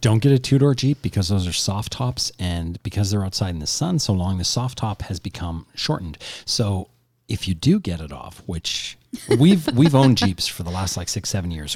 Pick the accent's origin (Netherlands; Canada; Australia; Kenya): Canada; we're Canadian